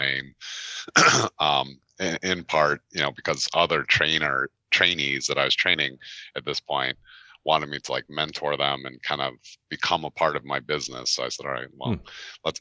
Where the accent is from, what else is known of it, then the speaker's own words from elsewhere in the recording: Chicago, Illinois, United States; moved away as an adult; also born or lived in Baltimore area; I relocated from Chicago, which is where I'm originally from and grew up, from Chicago out to the Baltimore area in 2008